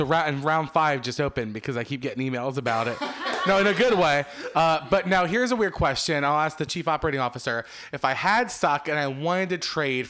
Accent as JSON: {"language": "English", "town": "Philadelphia", "region": "Pennsylvania", "country": "United States", "tie": "born or raised there", "said": "I grew up in Philadelphia, about 20 minutes from Jersey, specifically Red Bank, which is where the quick stop is."}